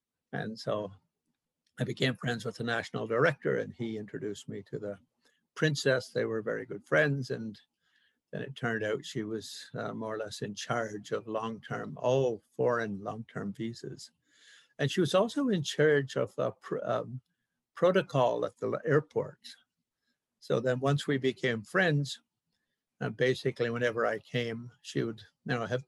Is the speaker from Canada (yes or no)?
yes; Canada; I'm a Canadian